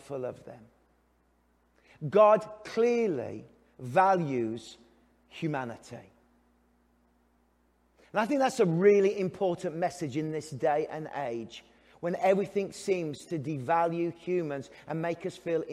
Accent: England, United Kingdom; now in Canada; I'm English

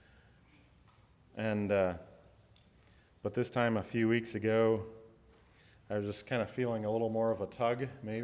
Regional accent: Lima, Ohio, United States; I grew up in Western Ohio, just up here. I was born in Lima, not too far away.

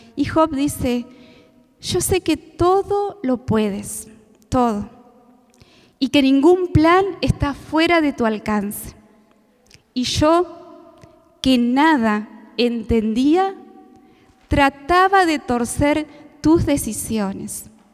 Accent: Paraná, Entre Ríos, Argentina; Soy de Paraná

